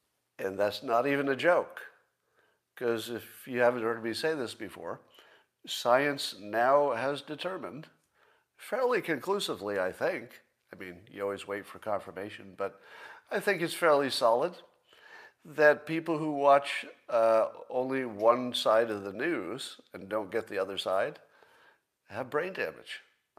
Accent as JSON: {"language": "English", "town": "Windham", "region": "New York", "country": "United States", "tie": "born or raised there", "said": "where I grew up in Windham, New York, upstate New York."}